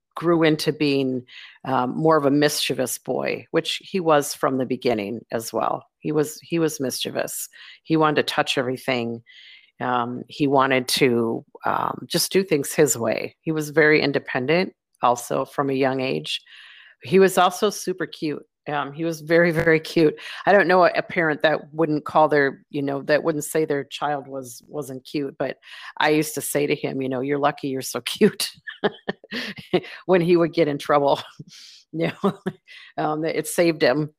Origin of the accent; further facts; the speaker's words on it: Minnesota, United States; moved away as an adult; now in Bentonville, United States; I live in in Bentonville, Arkansas, but I'm from Minnesota